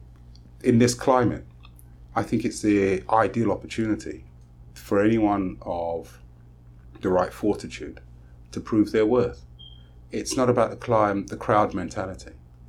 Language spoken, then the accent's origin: English; England, United Kingdom; now in Trinidad and Tobago; I love black people. I'm from England and I know what it's like. And when I come to a country that is predominantly black people